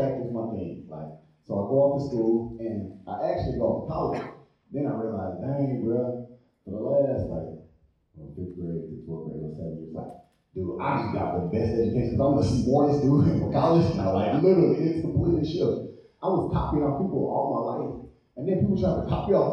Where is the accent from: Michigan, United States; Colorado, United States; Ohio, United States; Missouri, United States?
Missouri, United States; St. Louis; Grew up in St. Louis. Grew up in the hood